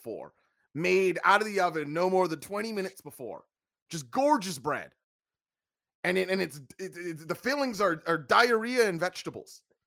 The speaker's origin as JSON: {"language": "English", "country": "Portugal", "said": "my home country of Portugal. You know that I, I come from a lineage of people who love to go and get fresh baked bread"}